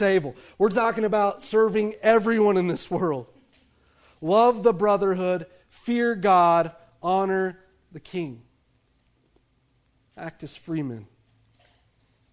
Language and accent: English; United States; Being an American citizen